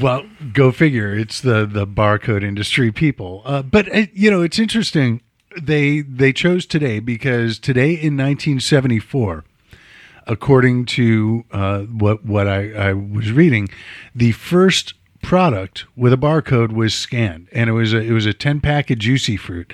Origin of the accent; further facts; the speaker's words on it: Chicago, Illinois, United States; I'm from Chicago